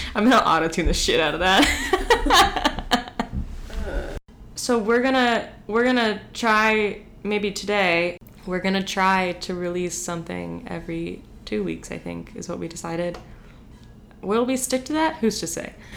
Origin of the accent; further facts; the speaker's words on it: Hagerstown, Maryland, United States; I'm from Hagerstown